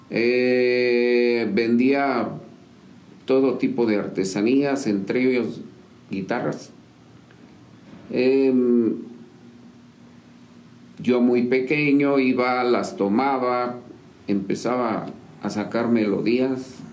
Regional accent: San Juan del Río, Querétaro, Mexico; Yo nací aquí en San Juan del Río Querétaro, un 26 de diciembre.

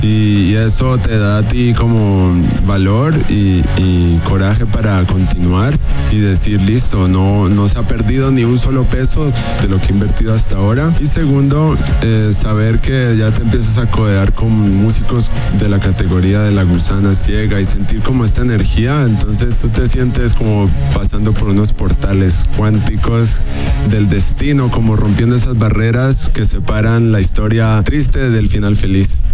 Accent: Cali, Valle del Cauca, Colombia; also born or lived in Michigan, United States / Germany; Yo soy un artista caleño de la ciudad de Cali, Colombia, la capital de la salsa

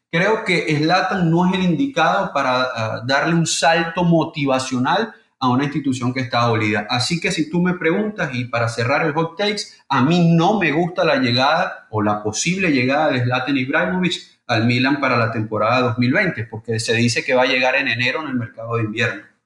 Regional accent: Venezuela; soy venezolano

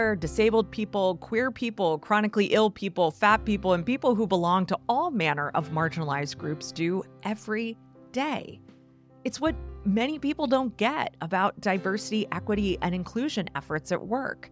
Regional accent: United States; an American who has always lived in the U.S.

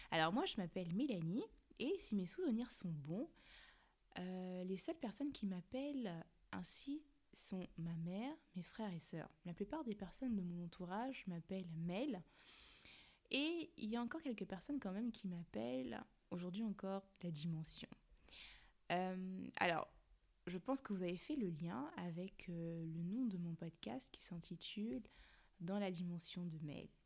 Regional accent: Cameroon; accent: Cameroonian; Je suis née, j'ai grandi au Cameroun, 237 represent, mais bon, je pense que ça servait à rien de le préciser parce que je crois que l'action camerounais, c'est quand même l'un des accents qu'on reconnaît très facilement.

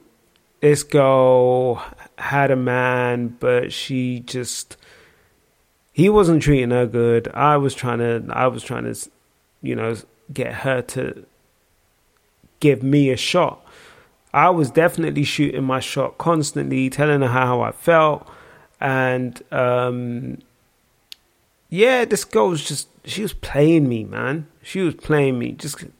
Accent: Nigeria; I am Nigerian.

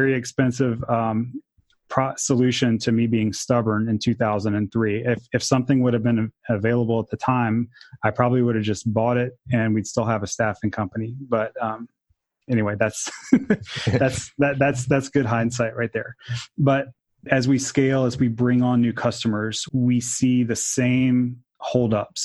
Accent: Jacksonville, Florida, United States; I grew up in Jacksonville, Florida

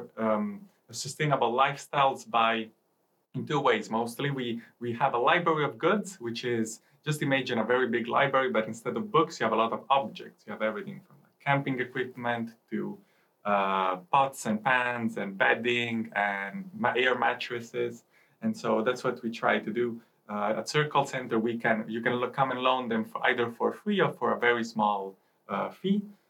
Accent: Italy; moved away as an adult; now in Lund, Sweden; from Italy, and I have been living in Lund for 3 years now.

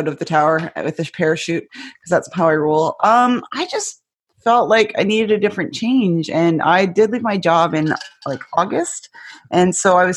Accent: Canada; also born or lived in Texas, United States; now in Washington, United States; I can still go back to Canada

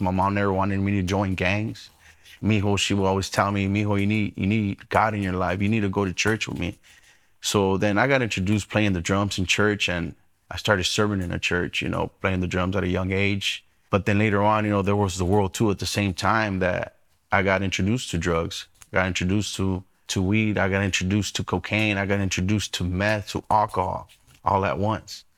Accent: Inland Empire, California, United States; born or raised there; also born or lived in Los Angeles, California

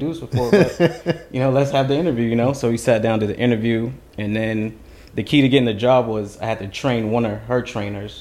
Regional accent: Florida, United States; now in Huntington Station, United States; I'm originally from Florida, moved out to New York

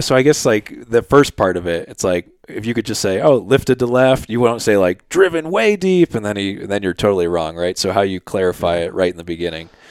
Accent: Philadelphia, Pennsylvania, United States; moved away; growing up in Philly

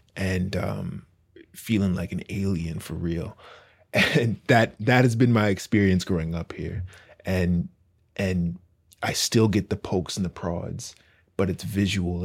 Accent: Victoria, British Columbia, Canada; I grew up in Victoria

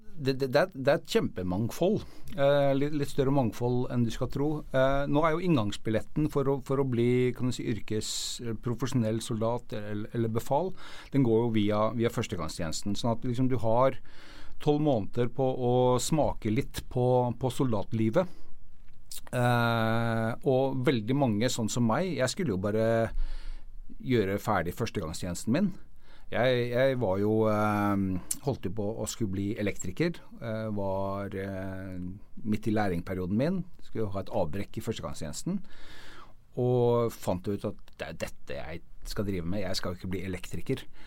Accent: Norway; vi som nordmenn

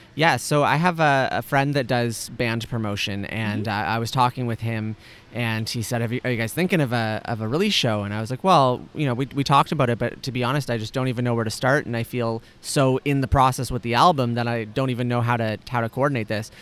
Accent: home region near Kitchener-Waterloo, Ontario, Canada; born or raised there

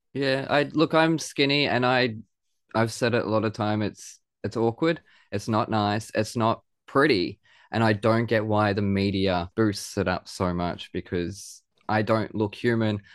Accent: Australia; accent: Aussie; I hear the Aussie accent when it's recorded

